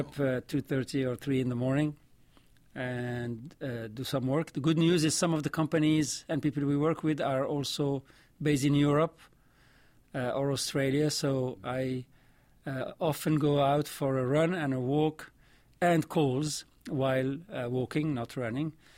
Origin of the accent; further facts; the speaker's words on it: Morocco; accent: vaguely French; first language Arabic and French; English is a second language; moved away as an adult; also born or lived in Belgium; now in United States; I grew up in Morocco. uh, speaking, uh, Arabic and French. Those are my two mother tongues